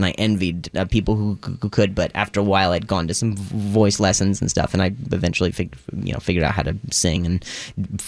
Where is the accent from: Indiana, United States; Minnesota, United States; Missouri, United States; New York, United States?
Indiana, United States; now in Los Angeles, United States; I was born in Indiana